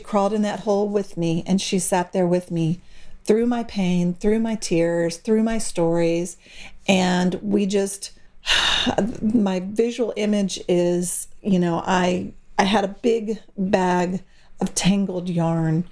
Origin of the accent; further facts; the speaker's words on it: Austin, Texas, United States; now in San Angelo, United States; my hometown of Austin, Texas